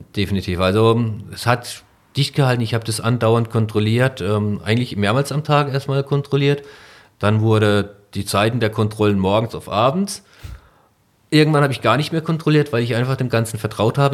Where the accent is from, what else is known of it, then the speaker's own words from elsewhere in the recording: Breisgau, Baden-Württemberg, Germany; now in Neunkirchen-Seelscheid, Germany; ich komme ursprünglich aus dem Breisgau